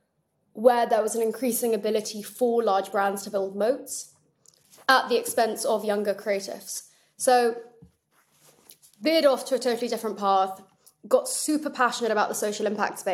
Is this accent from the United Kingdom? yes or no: yes; England, United Kingdom; I'm English